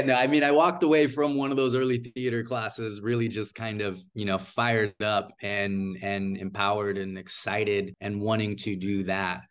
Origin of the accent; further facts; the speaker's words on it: Bay Area, Silicon Valley, California, United States; also born or lived in Los Angeles, United States; I'm originally from, from, uh, from the Bay Area here in California, uh, Silicon Valley specifically, but I am living and working in Hollywood right now.